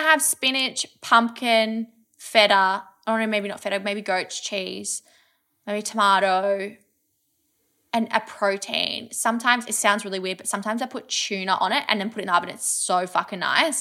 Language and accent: English; Kyneton, Victoria, Australia; growing up in Kyneton, we had, um, a wood fire pizza place